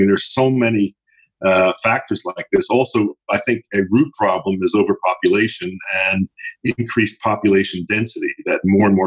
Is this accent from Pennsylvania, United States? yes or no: yes; Philadelphia, Pennsylvania, United States; I grew up in Philadelphia, and I was born in 1942